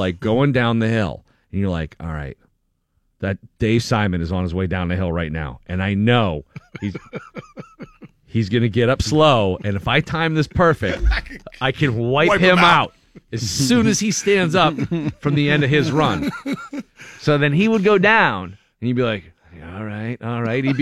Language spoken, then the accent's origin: English; Erie, Pennsylvania, United States; me and my brothers growing up in Erie, there was a lot of sled riding